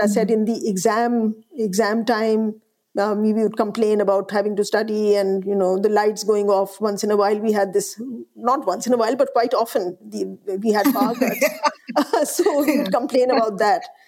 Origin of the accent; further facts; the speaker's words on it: Allahabad, Uttar Pradesh, India; I grew up in the Hindi heartland. I grew up in Allahabad